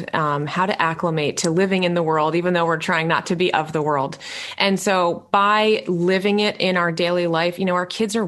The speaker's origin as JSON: {"language": "English", "town": "New York City", "region": "New York", "country": "United States", "tie": "born or raised there", "said": "I was born in New York City"}